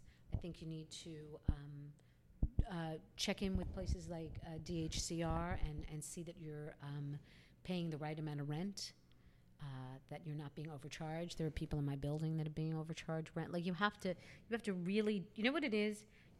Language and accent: English; New York City, New York, United States; Because I'm like a New Yorker. My parents are New Yorkers.